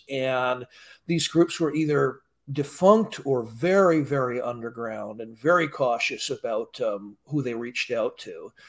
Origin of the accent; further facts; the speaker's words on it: California, United States; Well, I grew up in Southern California, actually, and was raised more or less secular humanist.